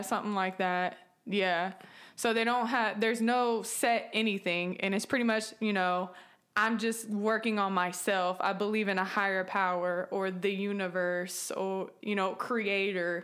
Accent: San Francisco Bay Area, California, United States; moved away; I'm from California, the San Francisco Bay Area

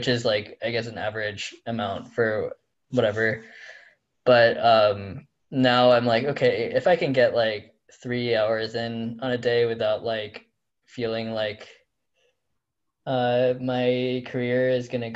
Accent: Iowa, United States; now in Pittsburgh, United States; I am from Iowa.

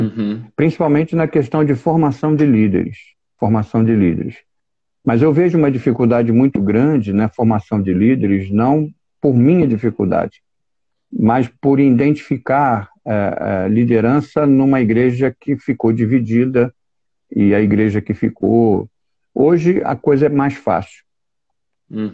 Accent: São Gonçalo, Rio de Janeiro, Brazil; sou oriundo da cidade de São Gonçalo

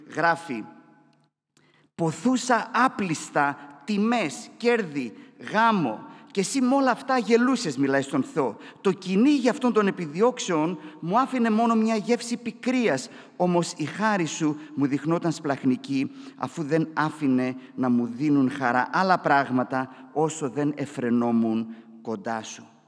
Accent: Katerini, Central Macedonia, Greece; όσοι είμαστε από την Κατερίνη

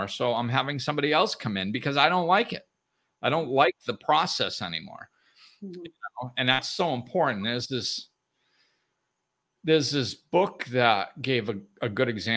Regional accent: Northeast, United States; I grew up in the Northeast

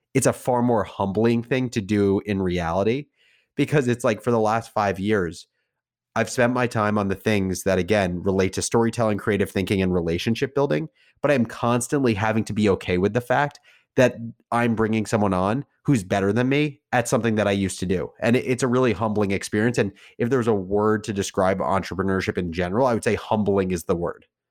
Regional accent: New Jersey, United States; I grew up in New Jersey

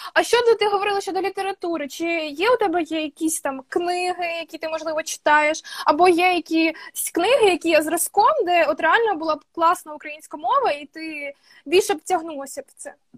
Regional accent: Mykolaiv Oblast, Ukraine; accent: surzhyk; я з Миколаївської області

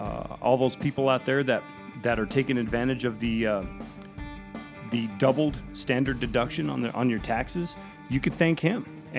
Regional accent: Texas, United States; also born or lived in Oklahoma; growing up in Texas and Oklahoma and around that area

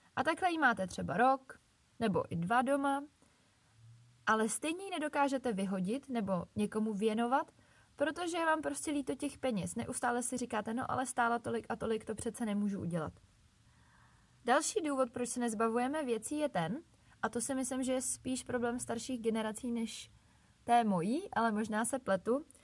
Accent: Bohemia, Czechia; u nás v Čechách

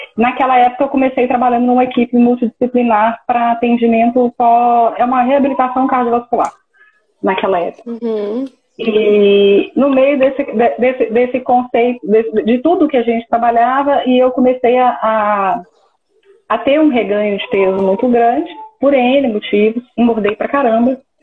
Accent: Minas Gerais, Brazil; eu sou de Patinga, no interior de Minas Gerais, ficou a mais ou menos 220 quilômetros de BH.

